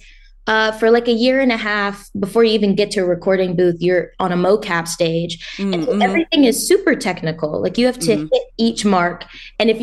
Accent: the South, United States; now in Los Angeles, United States; I grew up in the South

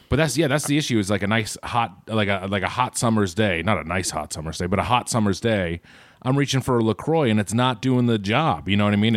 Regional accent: Boston, Massachusetts, United States; I am from Boston, which, as we all know, is, is Bean Town

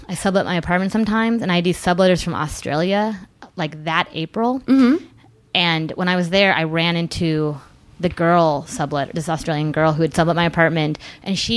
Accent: New York City, New York, United States; I'm a New Yorker. Screw this.

